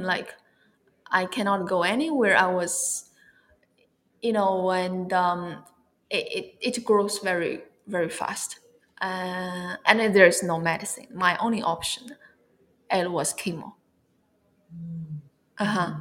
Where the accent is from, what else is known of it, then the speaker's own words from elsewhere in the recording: China; moved away as an adult; also born or lived in Barcelona, Spain / California, United States / Merida, Mexico; I'm originally from China. I was born in China and raised up in China, and then I went to Europe to uh, for my study